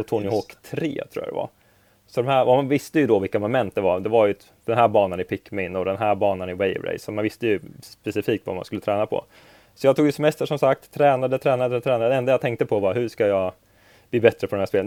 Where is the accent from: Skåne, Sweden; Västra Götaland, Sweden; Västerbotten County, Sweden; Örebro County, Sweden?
Örebro County, Sweden; Örebro; jag är från Örebro